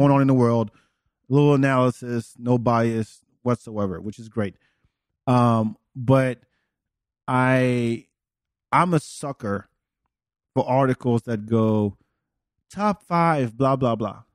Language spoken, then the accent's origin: English; France; English is a second language; moved away; also born or lived in Senegal; born in, in Africa, but raised in France